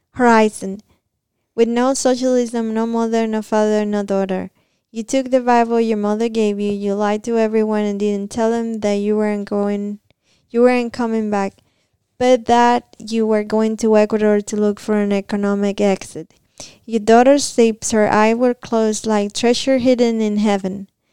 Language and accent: English; Cuba; moved away as an adult; now in Kentucky, United States; I came back from Cuba on my first trip back to my country